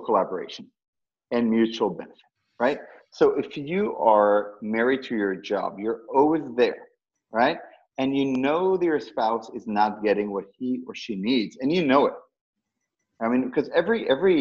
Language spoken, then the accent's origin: English; Tel Aviv, Tel Aviv District, Israel; now in United States; I was born and raised in Tel Aviv